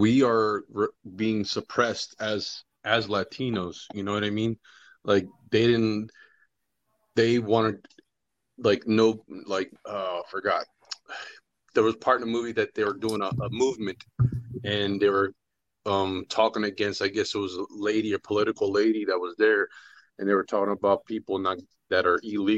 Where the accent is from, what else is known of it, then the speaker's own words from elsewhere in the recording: New Jersey, United States; moved away; I'm from Jersey